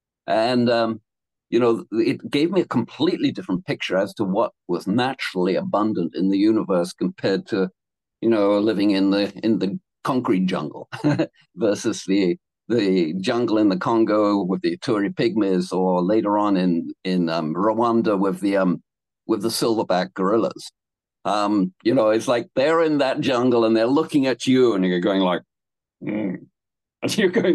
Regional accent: Canada; when I grew up or in Canada.

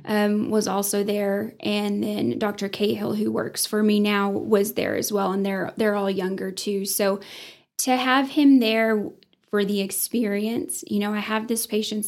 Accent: Sunray, Texas, United States; also born or lived in Johnson City, Tennessee / Bushland, Texas; I didn't realize how great growing up in Sun Ray was until I actually left it

